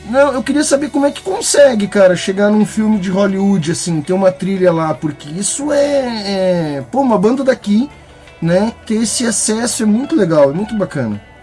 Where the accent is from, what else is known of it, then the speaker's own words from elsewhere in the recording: Rio Grande do Sul, Brazil; Eu sou gaúcho